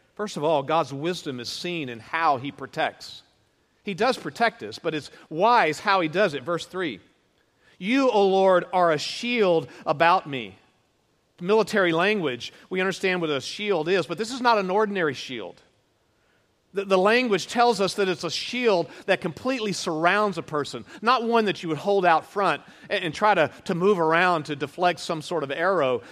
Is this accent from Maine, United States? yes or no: no; Houston, Texas, United States; moved away as an adult; also born or lived in California / North Carolina; raised in downtown Houston